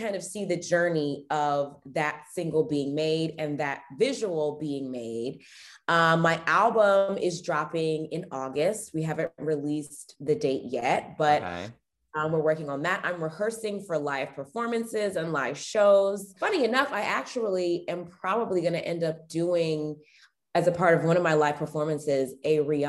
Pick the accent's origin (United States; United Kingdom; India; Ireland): United States; Potomac, Maryland; now in Washington, D.C. area, United States; I live in the Washington, D.C. area. Mm-hmm. I grew up around Potomac. We had, my family was actually stationed at an Air Force base that's in Maryland.